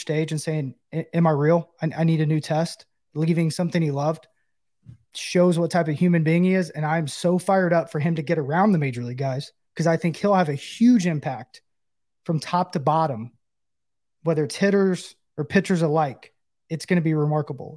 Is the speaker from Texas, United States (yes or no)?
no; Knoxville, Tennessee, United States; Knoxville, my hometown